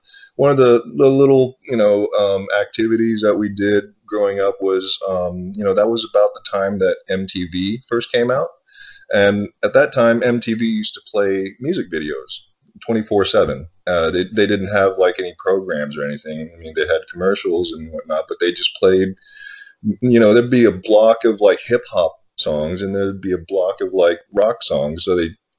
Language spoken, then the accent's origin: English; Dallas, Texas, United States; also born or lived in Thailand; I was born in Thailand. Yeah. My family and I immigrated to the States in the late 70s, and we settled in Dallas, Texas.